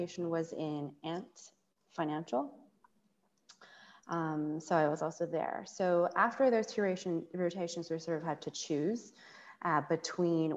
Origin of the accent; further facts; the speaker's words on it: Canada; accent: very American; also born or lived in United States; now in China; I spent a lot of time in Canada before working and studying in the US